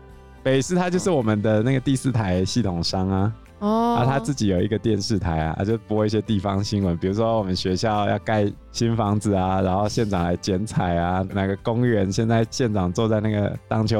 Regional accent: southern Taiwan, Taiwan; 你看我们南部人就是这么热情。

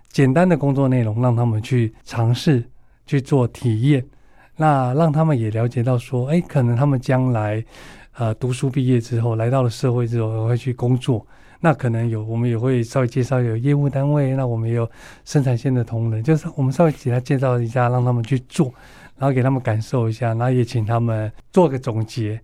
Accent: northern Taiwan, Taiwan; 我是北部人，所以我比较会在北部参与

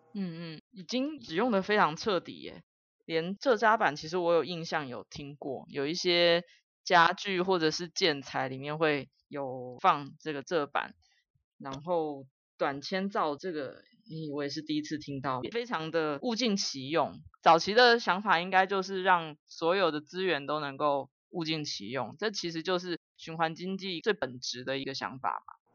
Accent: Taiwan; 我们台湾人一年吃掉这么多的糖哦

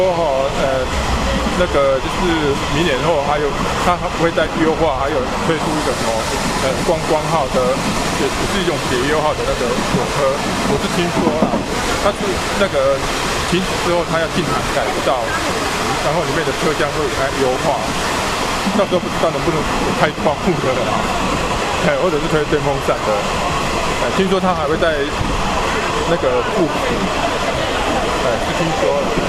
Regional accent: Tainan, Taiwan; 哎，我是从那个台南市来的。

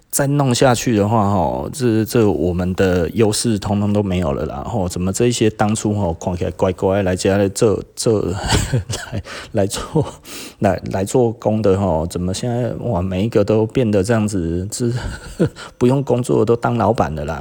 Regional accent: Taiwan; 我们台湾人

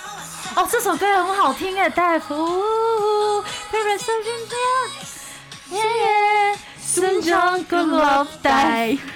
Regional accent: South Korea; Chinese is a second language; 其实我有时候在听韩国音乐的时候，我有时候会觉得，身为韩国人还蛮忙的。

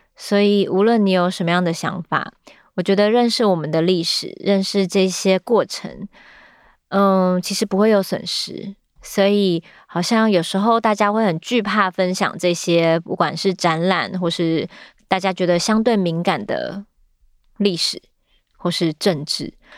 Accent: Taiwan; 但是我们自己生长在这里

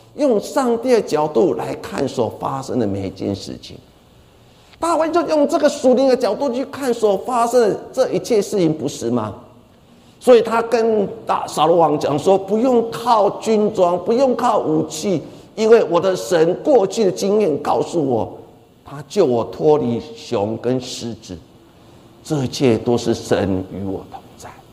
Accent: Taiwan; 我们台湾人

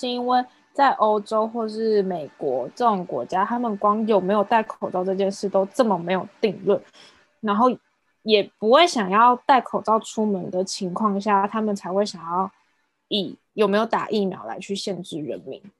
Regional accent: Taiwan; 我们还是身为台湾人

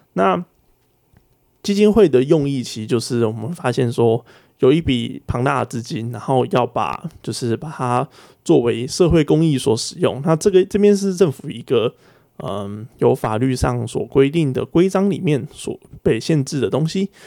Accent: Taiwan; 这个是我们在台湾用的正确的呃标点符号是上引号跟下引号

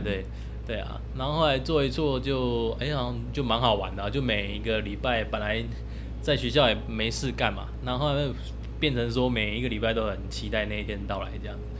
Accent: Taipei, Taiwan; now in Chiayi, Taiwan; 我小时候是在台北市，就，就是练体育班的

